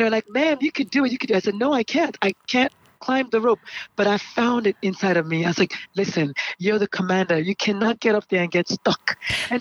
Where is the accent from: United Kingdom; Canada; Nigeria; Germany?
Nigeria; moved away as an adult; also born or lived in South Carolina; now in United States; born in Nigeria. I'm Nigerian by birth, and naturalized as an American. Came in here in 95 for my residency